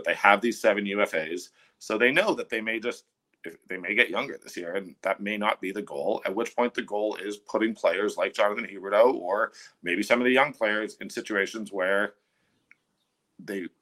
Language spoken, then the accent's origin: English; Toronto, Ontario, Canada; now in Calgary, Canada; I'm from Toronto.